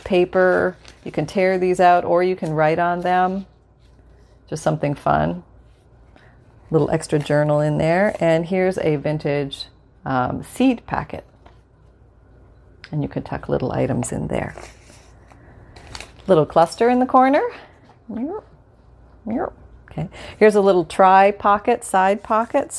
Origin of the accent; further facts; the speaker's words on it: Canada; moved away; where I grew up in Canada.